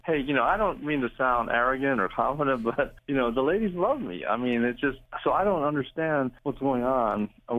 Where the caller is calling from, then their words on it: Springfield, United States; I'm in Springfield. I work at the Fairfield Mall.